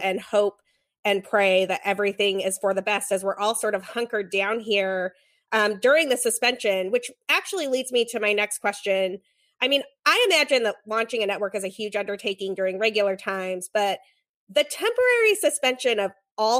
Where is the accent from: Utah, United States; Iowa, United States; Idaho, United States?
Utah, United States; now in Chicago, United States; I grew up in Utah. And WGN was on my TV every day after school.